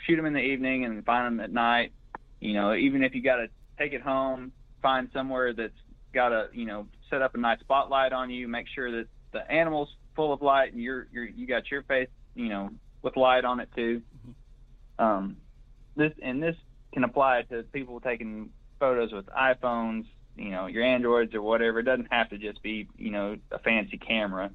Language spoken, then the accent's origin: English; Greenfield, Oklahoma, United States; also born or lived in Watonga, Oklahoma; I'm originally from Blaine County. That's in the northwest part of the state, about 60 miles northwest of Oklahoma City, mm-hmm. a little town called Greenfield. Went to high school in Watonga